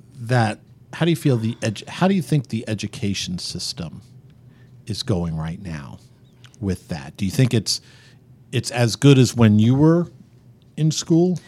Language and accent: English; New York City area, United States; now in Kansas City, United States; I grew up just around the New York City area